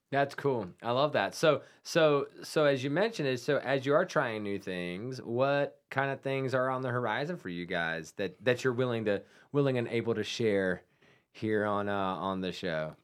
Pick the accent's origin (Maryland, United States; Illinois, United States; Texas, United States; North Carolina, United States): North Carolina, United States; Salisbury; That's my hometown brewery